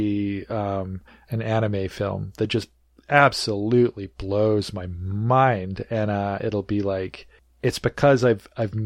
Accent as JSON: {"language": "English", "town": "Nelson", "region": "British Columbia", "country": "Canada", "tie": "born or raised there", "moved": "yes", "lives_now": "Vancouver, Canada", "said": "I was born before they moved to Nelson, where I grew up."}